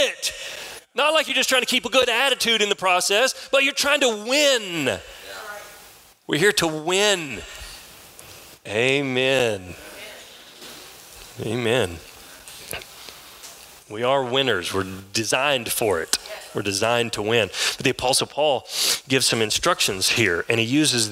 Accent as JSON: {"language": "English", "town": "San Angelo", "region": "Texas", "country": "United States", "tie": "born or raised there", "lives_now": "Kyle, United States", "said": "I was raised here in San Angelo. I live now south of Austin in a town called Kyle. But I was raised in San Angelo, moved here when I was 10 years old. I left when I was 21"}